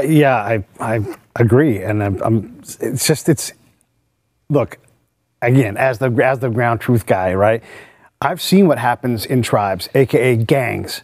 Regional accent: San Francisco Bay Area, California, United States; I'm from the Bay Area

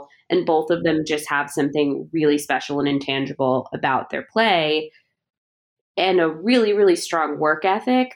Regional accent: Chicago, Illinois, United States; I grew up in Chicago in the era of the 90s Bulls. So Michael Jordan is a huge part of my childhood

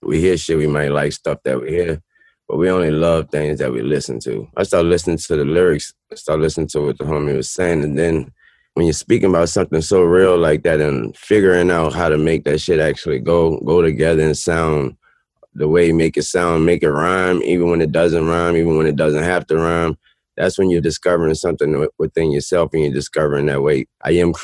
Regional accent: New Orleans, Louisiana, United States; I'm from New Orleans

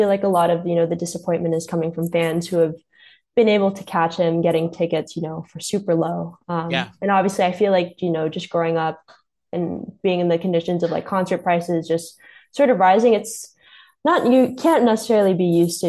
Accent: Los Angeles, California, United States; Yeah, I mean, growing up in Los Angeles, just not sure how like familiar I was just like the whole trajectory of basketball, but like

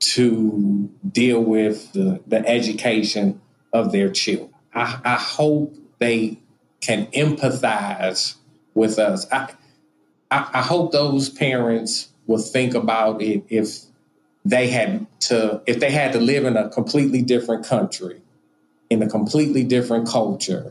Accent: Pontiac, Michigan, United States; now in Oxford, United States; I grew up in Pontiac

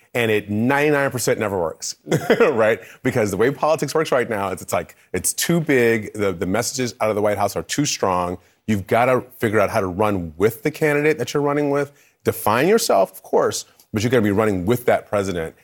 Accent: Michigan, United States; I'm from Michigan

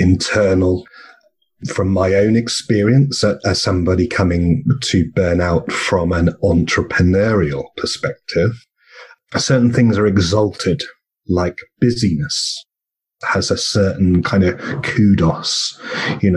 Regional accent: England, United Kingdom; now in Australia; I come from England, and we're both in Australia

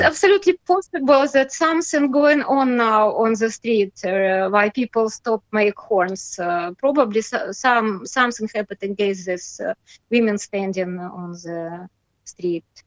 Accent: Belarus; English is a second language; I'm patriot uh, of my country and uh, I, I, love this country

